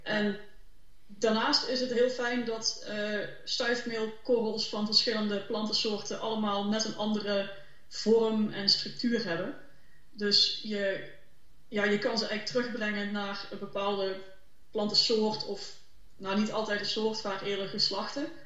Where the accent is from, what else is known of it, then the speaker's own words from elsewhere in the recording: Limburg, Netherlands; ik zelf ook uit Limburg kom